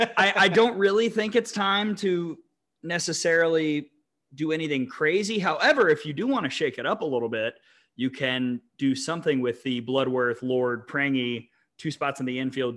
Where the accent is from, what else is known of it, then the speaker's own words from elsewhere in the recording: Birmingham, Alabama, United States; my hometown of Birmingham.